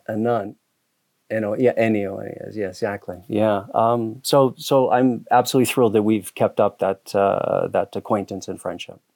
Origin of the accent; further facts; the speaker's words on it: Hamilton, Ontario, Canada; moved away as an adult; also born or lived in Toronto / Southeast Asia / New York City; now in Catskills, New York, United States; I grew up in Canada. I grew up in a steel town, uh, called Hamilton, Ontario